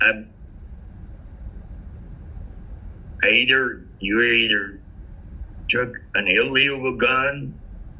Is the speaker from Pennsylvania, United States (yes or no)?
no; San Francisco, California, United States; I'm born and raised in San Francisco